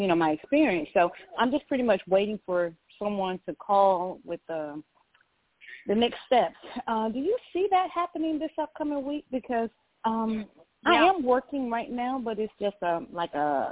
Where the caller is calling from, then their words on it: Georgia, United States; I'm calling from Georgia